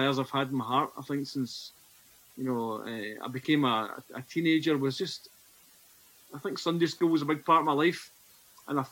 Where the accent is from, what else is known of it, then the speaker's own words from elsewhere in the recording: Scotland, United Kingdom; accent: Scottish; you'll tell from my Scottish accent, I'm from north of the border